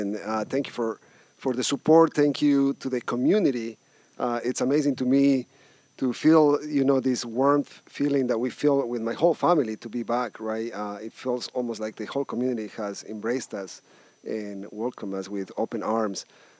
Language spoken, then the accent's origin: English; Ecuador; now in United States; I'm from everywhere because I was born in Ecuador